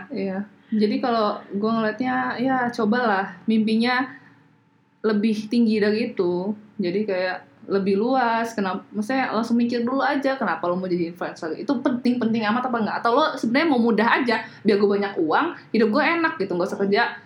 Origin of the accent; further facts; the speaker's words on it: Indonesia; gue orang Indo banget